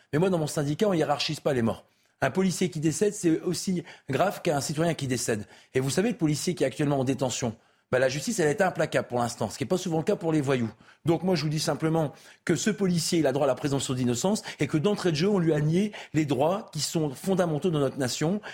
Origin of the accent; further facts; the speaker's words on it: the Nord, Hauts-de-France, France; chez moi dans le Nord